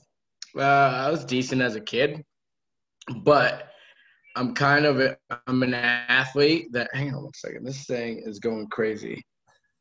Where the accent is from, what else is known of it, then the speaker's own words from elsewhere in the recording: Randolph, Vermont, United States; moved away as an adult; now in Charlotte, United States; I'm just a kid from Vermont. Randolph, to be specific. So pretty much dead center of the state.